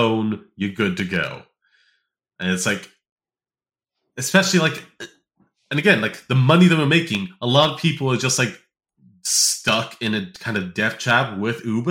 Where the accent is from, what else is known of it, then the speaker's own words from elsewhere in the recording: United States; as an American